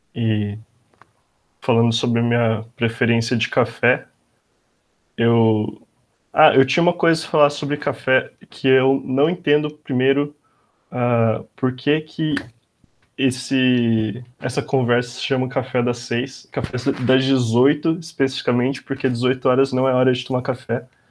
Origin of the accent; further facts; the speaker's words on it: Bauru, São Paulo, Brazil; moved away as an adult; now in São Paulo, Brazil; Eu sou de Bauru, cidade do interior de São Paulo